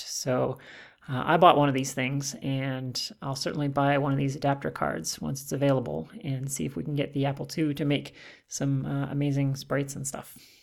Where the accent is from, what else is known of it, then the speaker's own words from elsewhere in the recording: Calgary, Alberta, Canada; I'm from Calgary